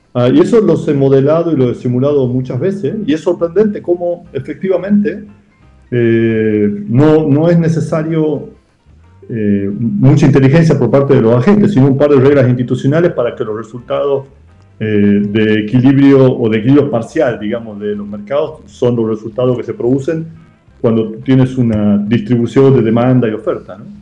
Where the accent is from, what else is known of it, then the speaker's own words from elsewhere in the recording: Salta, Argentina; moved away as an adult; also born or lived in Tucumán; yo soy de Salta